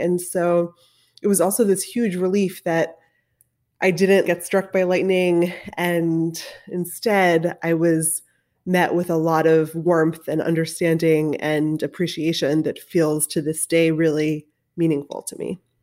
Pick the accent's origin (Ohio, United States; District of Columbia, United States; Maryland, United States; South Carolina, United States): Maryland, United States; Baltimore; when I was a kid growing up in Baltimore